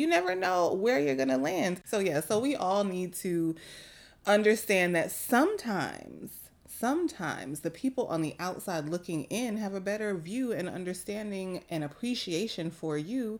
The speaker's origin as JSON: {"language": "English", "region": "New York", "country": "United States", "said": "as a New Yorker"}